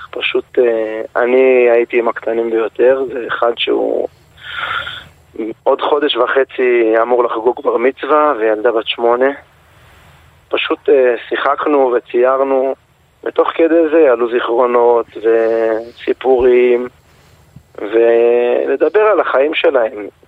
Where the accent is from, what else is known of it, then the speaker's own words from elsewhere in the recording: Gaza Strip, Palestine; אנחנו משפחה שגדלנו בגוש קטיף.